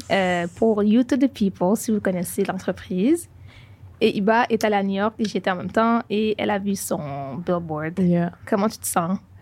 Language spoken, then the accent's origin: French; Haiti; Je suis haïtienne.